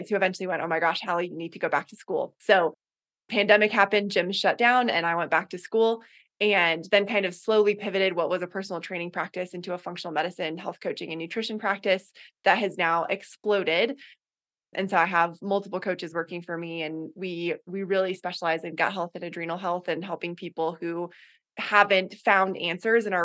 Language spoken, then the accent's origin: English; Boulder, Colorado, United States; also born or lived in Gambier, Ohio / Puget Sound, Washington; now in Colorado Springs, United States; i'm from boulder colorado originally